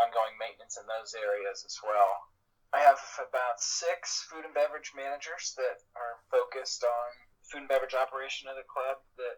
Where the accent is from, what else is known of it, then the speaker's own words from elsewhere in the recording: Oklahoma, United States; moved away as an adult; now in New Jersey, United States; being born and raised in Oklahoma